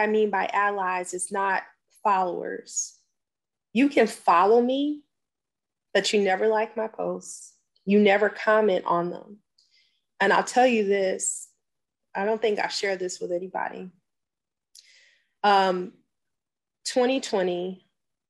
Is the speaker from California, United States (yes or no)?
yes; California, United States; now in Georgia, United States; Originally from California. And it was one big melting pot